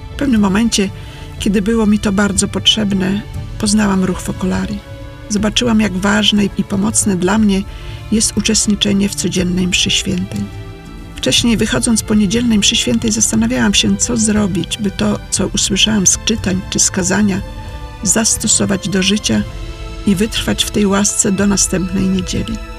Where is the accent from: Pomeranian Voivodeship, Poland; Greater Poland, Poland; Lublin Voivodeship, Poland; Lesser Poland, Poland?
Pomeranian Voivodeship, Poland; Sopot; moved away; Pochodzę z Sopotu